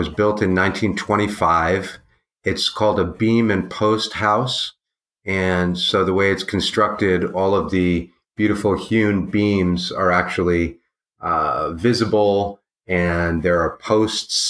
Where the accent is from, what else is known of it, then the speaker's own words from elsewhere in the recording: Washington, District of Columbia, United States; I grew up in Georgetown in Washington, D.C. in a big Victorian mansion